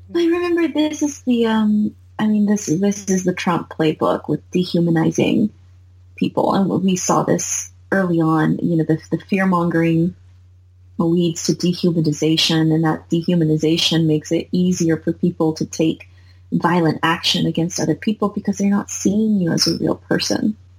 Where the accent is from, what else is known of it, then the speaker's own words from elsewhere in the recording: United States; I'm 100 American, 100% American, like born and raised